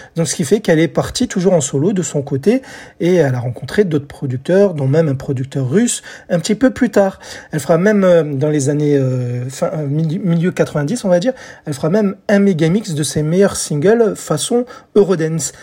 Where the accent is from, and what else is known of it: France